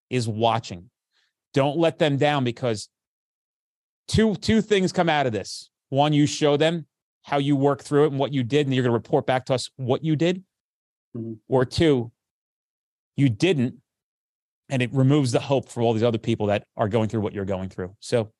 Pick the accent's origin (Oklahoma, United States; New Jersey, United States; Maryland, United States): New Jersey, United States; I'm from Jersey